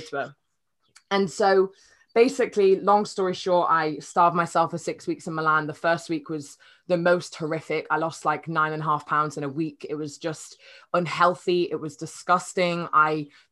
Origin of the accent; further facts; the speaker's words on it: Cheshire, North West England, United Kingdom; moved away as an adult; also born or lived in Nottingham; now in London, United Kingdom; I'm from Cheshire, a tiny little village in Cheshire, which is near Manchester